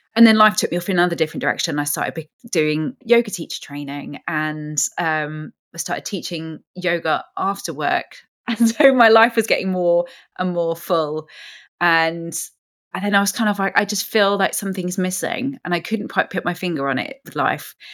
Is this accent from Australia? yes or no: no; London, United Kingdom; as a Londoner